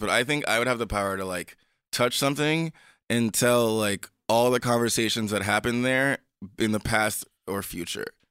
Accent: U.S. Virgin Islands; I grew up in the Caribbean, Saint Croix.

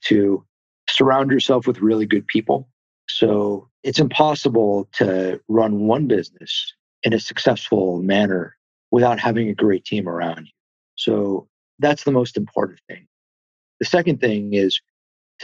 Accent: Los Angeles, California, United States; I was born in the San Fernando Valley. So I'm from LA, grew up in the Valley

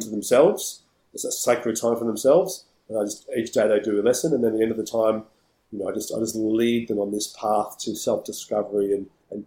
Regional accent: Melbourne, Victoria, Australia; I'm from Melbourne

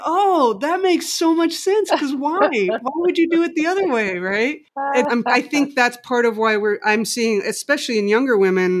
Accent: Mexico City, Mexico; moved away as an adult; now in United States; I grew up in Mexico City, just so you know.

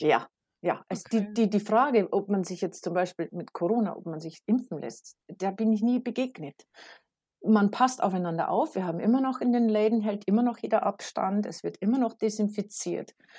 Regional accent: Regensburg, Bavaria, Germany; moved away as an adult; now in North Jutland, Denmark; Also ich bin genau wie der Rest meiner ganzen Familie geboren in Regensburg in Bayern, in Süddeutschland

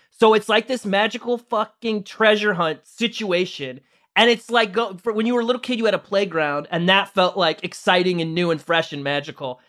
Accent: St. Louis, Missouri, United States; I'm from Saint Louis

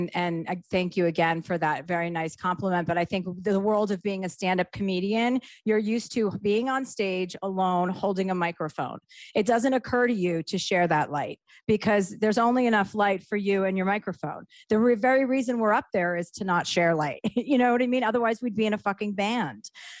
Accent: Livingston, New Jersey, United States; Livingston, New Jersey.

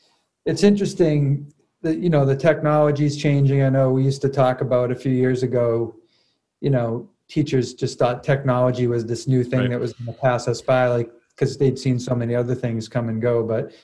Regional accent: Massachusetts, United States; Like I grew up in Boston sports. I was fortunate. Like my family had Patriots tickets when I was growing up.

